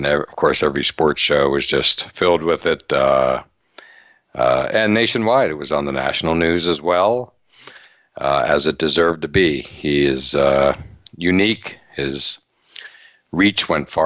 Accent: Western Pennsylvania, United States; now in Boston, United States; When I was a kid growing up in Western Pennsylvania

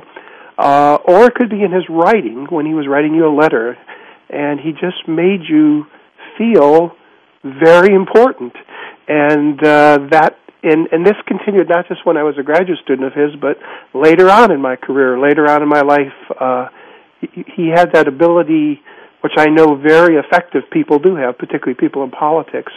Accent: the West, United States; moved away as an adult; being a Westerner growing up in the West

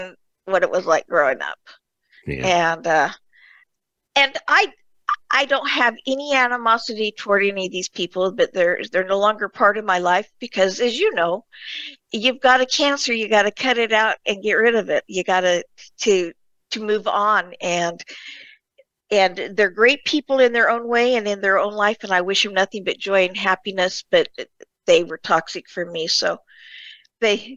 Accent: Murray, Utah, United States; I was born in Utah, in Murray, Utah, just outside of Salt Lake.

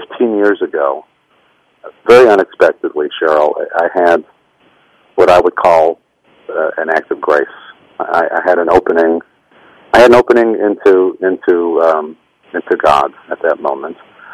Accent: Rochester, New York, United States; also born or lived in Brooklyn, New York; I was born in Brooklyn. My mother grew up in an Orthodox Jewish household in Brooklyn, and my father grew up in a more assimilated kind of home. And they moved to Rochester when I was a baby, and I grew up there

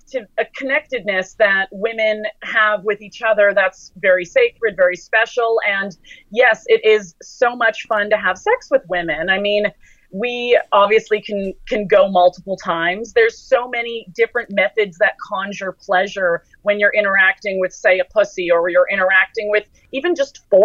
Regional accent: Toronto, Ontario, Canada; my hometown, Toronto

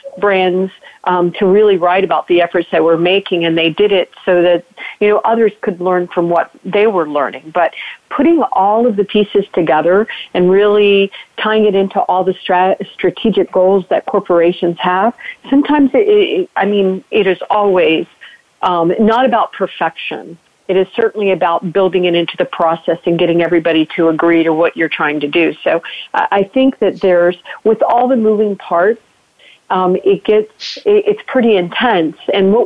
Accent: Southern, United States; accent: Southern; now in Virginia, United States; my Southern accent

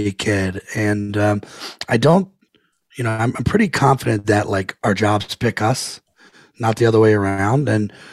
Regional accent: Potomac, Maryland, United States; I grew up in Potomac, Maryland, right outside of Washington, D.C.

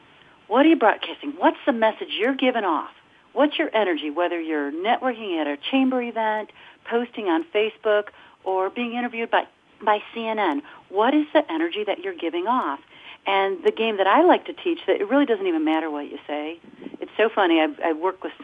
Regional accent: Michigan, United States; I'm from the Michigan area

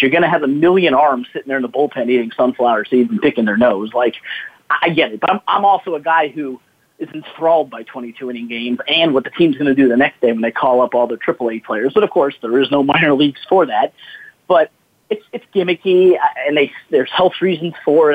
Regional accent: South Florida, United States; I grew up in South Florida

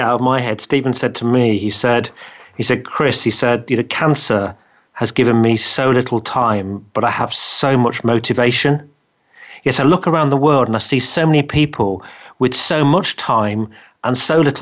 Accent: England, United Kingdom; accent: English; my English accent

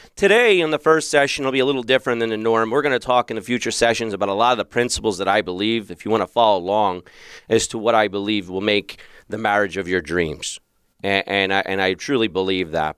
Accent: Philadelphia, Pennsylvania, United States; now in Arizona, United States; I grew up in Philadelphia

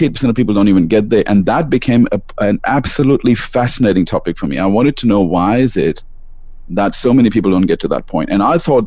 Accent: Melbourne, Victoria, Australia; also born or lived in India; I live in Melbourne, Australia. I was born in India and I moved to Australia when I was very young.

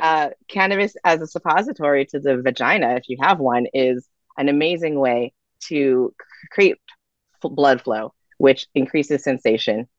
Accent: California, United States; being a Californian

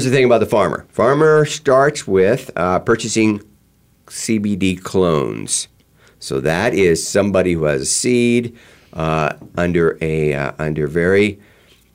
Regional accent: East Coast, United States; I grew up on the East Coast

